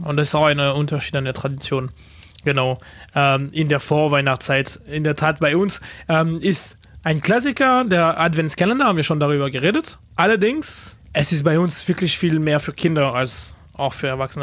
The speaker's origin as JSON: {"language": "German", "town": "Paris", "region": "Île-de-France", "country": "France", "second_language": "German", "moved": "yes", "lives_now": "Germany", "said": "Und ich komme nicht aus, aus Frankreich, sondern aus Paris"}